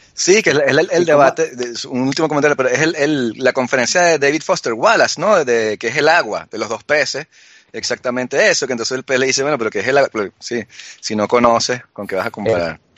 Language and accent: Spanish; Venezuela; now in France; vengo de Venezuela